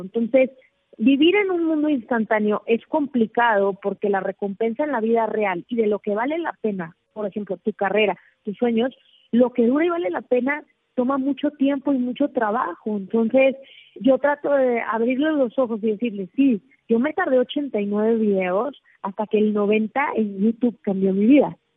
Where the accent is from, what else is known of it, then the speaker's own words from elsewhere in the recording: Mexico; yo soy mexicana